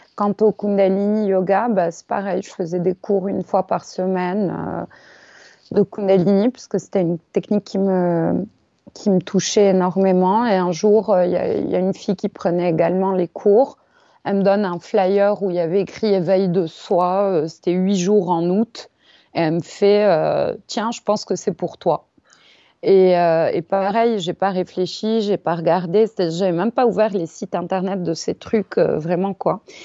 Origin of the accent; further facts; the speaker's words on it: Paris, Île-de-France, France; also born or lived in India; Je suis née à Paris, j'ai grandi à Paris